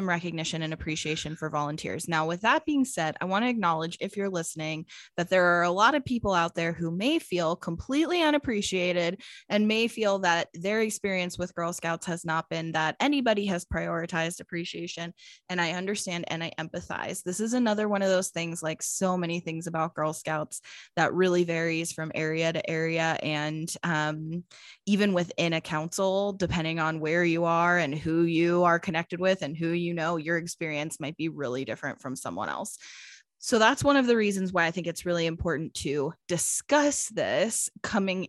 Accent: Pennsylvania, United States; now in Phoenix, United States; So I grew up in Pennsylvania, similar like region at least.

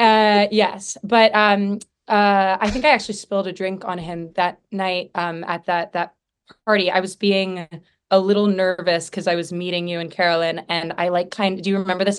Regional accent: Idaho, United States; now in Los Angeles, United States; I'm from Idaho

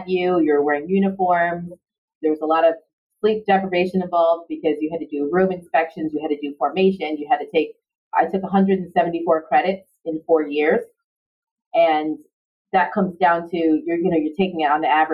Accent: New York City, New York, United States; moved away as an adult; now in Long Beach, United States; I grew up in Far Rockaway, Queens in New York City.

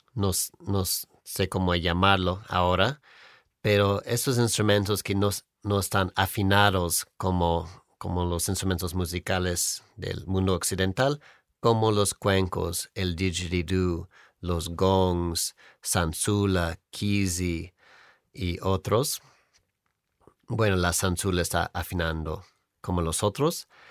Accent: near Hollywood, California, United States; Spanish is a second language; moved away; soy de California, cerca de Hollywood

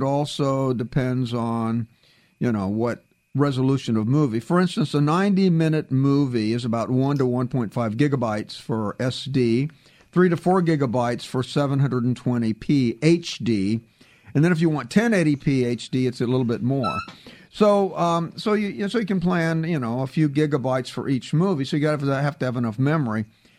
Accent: Canada; now in United States; that even includes the times when I'm in Canada, since I'm a Canadian citizen down here with you Yanks.

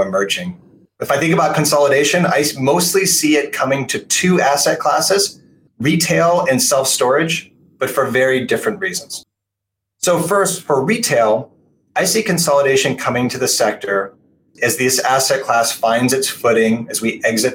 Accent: Portland, Oregon, United States; my hometown of Portland, Oregon

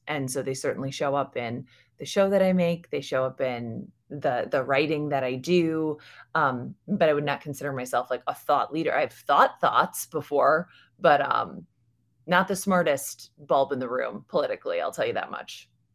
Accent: United States; I'm American. I was raised in America.

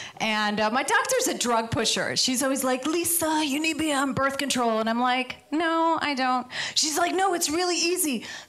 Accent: Midwest, United States; now in Los Angeles, United States; So I moved out here from the Midwest, and I love it in Los Angeles.

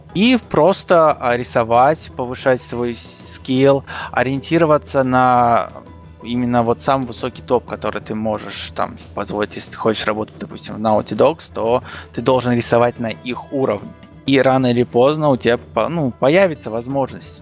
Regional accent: Kazakhstan; moved away as an adult; now in Rostov-on-Don, Russia; Я родился в Казахстане, в маленьком таком шахтерском поселке

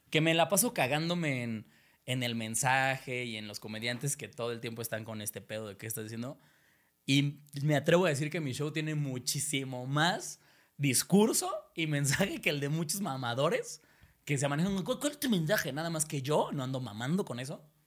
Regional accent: Spain; now in Mexico; Estoy un ejemplo, para no, para no sus mis hermanos

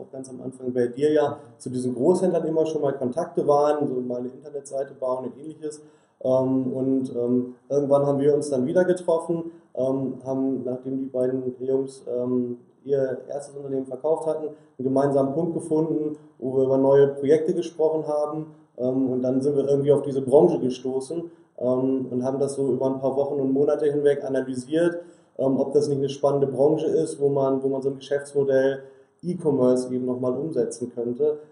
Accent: Sauerland, North Rhine-Westphalia, Germany; wir kommen alle ähm, gebürtig aus dem Sauerland und ähm, in der Region, in der wir aufgewachsen sind

